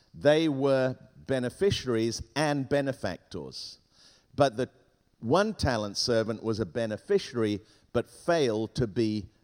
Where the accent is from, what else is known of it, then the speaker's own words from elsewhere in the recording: England, United Kingdom; first language Spanish; English is a second language; also born or lived in Hong Kong / Ghana / Tangier, Morocco / south of Spain; at the age of five, we flew from Beirut to England, and I arrived in England at the age of five speaking not one word of English. And I had to learn English very quickly because at school they made fun of me. And so I learned English, and I was educated in England